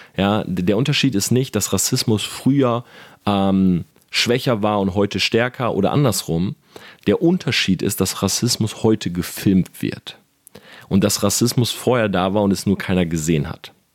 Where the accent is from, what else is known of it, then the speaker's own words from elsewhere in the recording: Delmenhorst, Lower Saxony, Germany; now in Munich, Germany; ich bin groß geworden in Delmenhorst